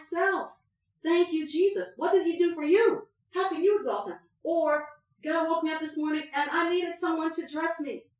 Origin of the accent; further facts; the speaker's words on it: Philadelphia, Pennsylvania, United States; I was born out in North Philly